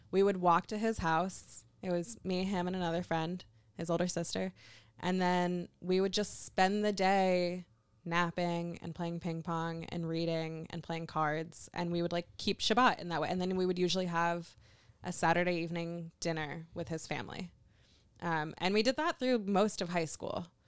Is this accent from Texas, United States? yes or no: no; Kentucky, United States; I'm from Kentucky. I'm very used to being the only Jew in a room